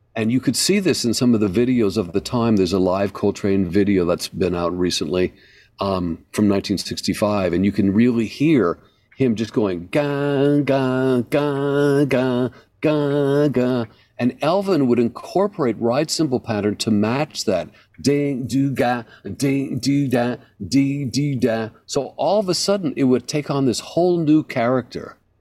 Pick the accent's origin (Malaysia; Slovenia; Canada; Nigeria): Canada; moved away as an adult; now in New York, United States; I grew up in Canada playing a very particular stick.